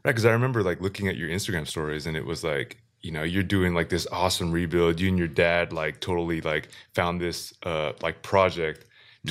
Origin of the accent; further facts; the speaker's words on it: Seattle, Washington, United States; we're from Seattle